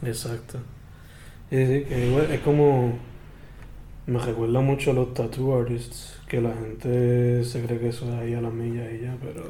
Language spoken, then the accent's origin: Spanish; San Germán, Puerto Rico; yo soy de San Germán